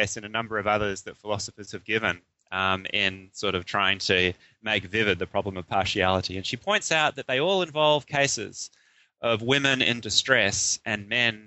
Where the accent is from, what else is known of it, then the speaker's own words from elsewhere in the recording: Melbourne, Victoria, Australia; moved away as an adult; now in Wellington, New Zealand; I grew up in Melbourne in Australia